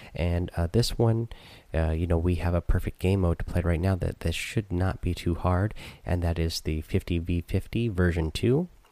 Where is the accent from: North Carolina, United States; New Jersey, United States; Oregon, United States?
Oregon, United States; Southern; I grew up in Southern Oregon